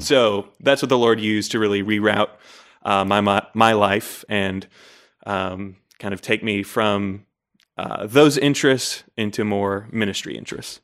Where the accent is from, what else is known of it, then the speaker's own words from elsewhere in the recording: Layton, Utah, United States; also born or lived in Fairfax, Virginia; when I was nine months old, we moved to Layton, Utah